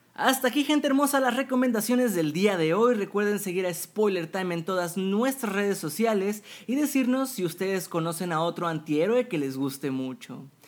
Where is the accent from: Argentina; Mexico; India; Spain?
Mexico; Monterrey, Nuevo León; mi ciudad natal, Monterrey, México